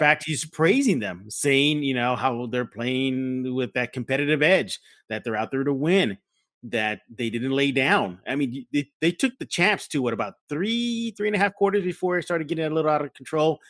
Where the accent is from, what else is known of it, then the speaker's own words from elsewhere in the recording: San Antonio, Texas, United States; I am born and raised in San Antonio.